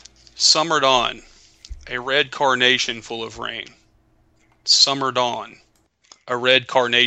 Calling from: Carrollton, Georgia, United States; Carrollton, Georgia.

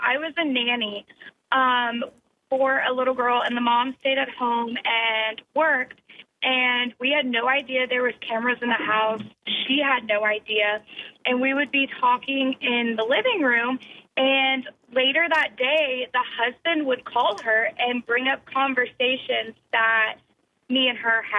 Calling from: Somerville, Massachusetts, United States; I'm from Somerville.

